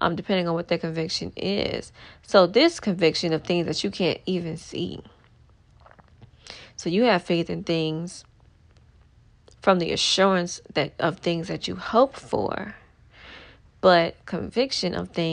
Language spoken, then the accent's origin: English; New Orleans, Louisiana, United States; I'm from New Orleans